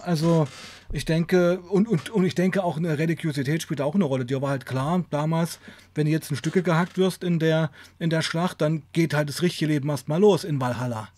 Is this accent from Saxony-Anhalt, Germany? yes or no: yes; Weißenfels, Saxony-Anhalt, Germany; bei uns in Weißenfels